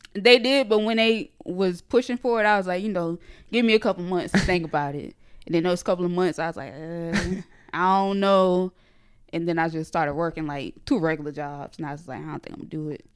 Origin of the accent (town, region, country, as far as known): small area outside Jacksonville, Florida, United States; born or raised there; accent: Geechee; now in Atlanta, United States